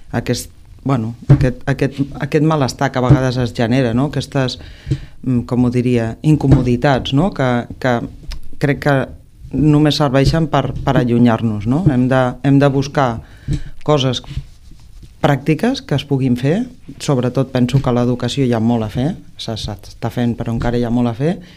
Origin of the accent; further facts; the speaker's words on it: Reus, Catalonia, Spain; amics i amigues no? de Reus de tota la vida, no? de, de quan ets petit, de quan anaves a l'institut